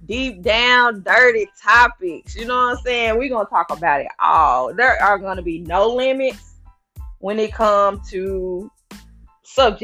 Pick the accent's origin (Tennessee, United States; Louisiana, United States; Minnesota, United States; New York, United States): Tennessee, United States; Memphis; moved away as an adult; now in Nashville, United States; I am from Memphis, Tennessee. I moved to Nashville in 2015.